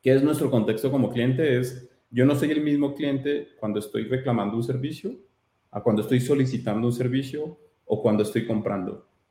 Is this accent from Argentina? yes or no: no; Colombia; soy colombiano